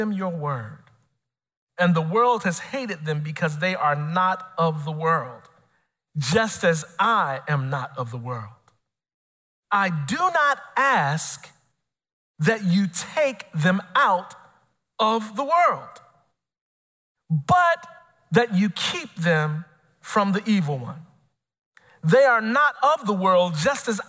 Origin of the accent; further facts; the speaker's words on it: Chicago, Illinois, United States; I'm born and raised in Chicago